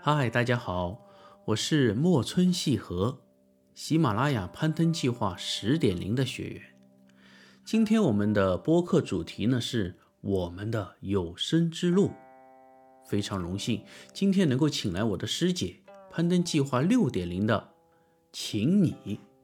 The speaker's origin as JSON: {"language": "Chinese", "region": "southern China", "country": "China", "said": "我是一个南方人，我的平翘舌嗯。问题"}